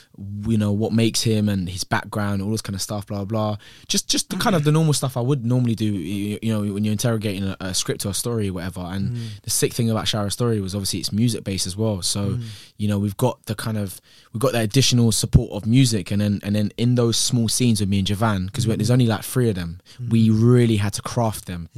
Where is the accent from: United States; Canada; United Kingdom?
United Kingdom; Croydon, London; I grew up in Croydon, so I had to put my money in my sock, yeah?